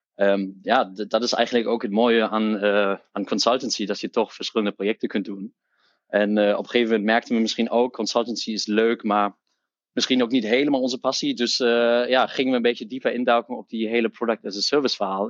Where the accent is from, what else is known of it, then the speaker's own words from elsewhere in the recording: Hamburg, Germany; Dutch is a second language; moved away as an adult; now in Netherlands; ik ben opgegroeid in Duitsland, in Hamburg, in het noorden van Duitsland.